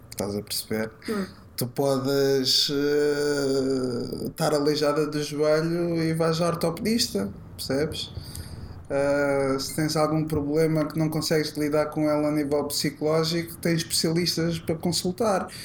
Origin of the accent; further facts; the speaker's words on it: Lisbon, Portugal; also born or lived in Odivelas; Eu nasci em Alcântara.